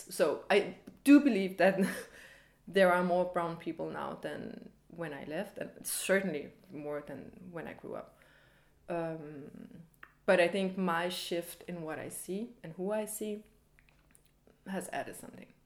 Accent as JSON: {"language": "English", "town": "Copenhagen", "region": "Capital Region of Denmark", "country": "Denmark", "also_born_or_lived": "Paris", "said": "I'm 30 years old. I'm from Copenhagen. I am half American, half Danish."}